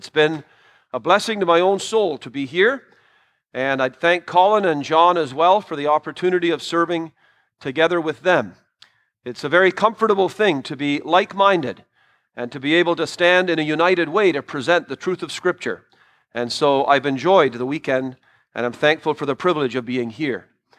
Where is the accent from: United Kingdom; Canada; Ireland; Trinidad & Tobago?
Trinidad & Tobago; born there; But I was born in Trinidad. My parents were missionaries there.